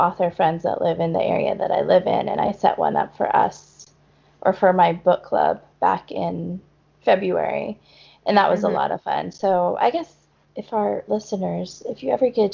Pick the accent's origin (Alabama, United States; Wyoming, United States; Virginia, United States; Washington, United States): Wyoming, United States; Casper; moved away; I'm from Casper